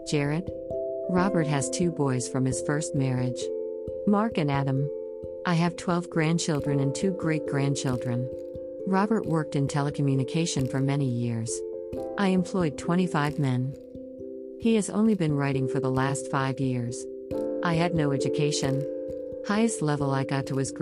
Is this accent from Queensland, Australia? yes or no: no; Melbourne, Victoria, Australia; also born or lived in Adelaide, South Australia; I was born in Melbourne, Australia, 1954